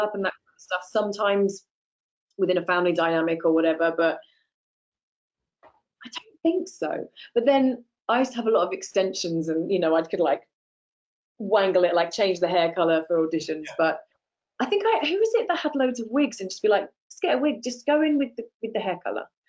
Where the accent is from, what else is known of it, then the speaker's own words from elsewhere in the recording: United Kingdom; moved away as an adult; also born or lived in Los Angeles, United States; I'm British